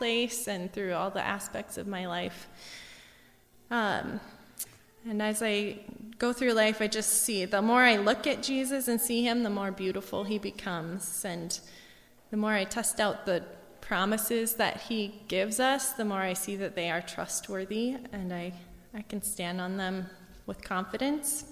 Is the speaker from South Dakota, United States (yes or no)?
yes; Gettysburg, South Dakota, United States; now in Mina Lake, United States; I grew up in Gettysburg, and my parents took me to church and sent me to church camp every summer